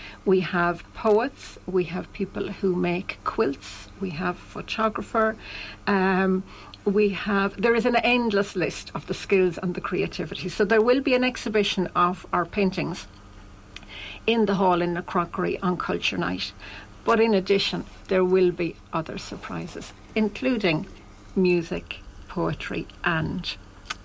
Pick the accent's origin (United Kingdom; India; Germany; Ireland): Ireland; we're all from Athlone, Roscommon and environs.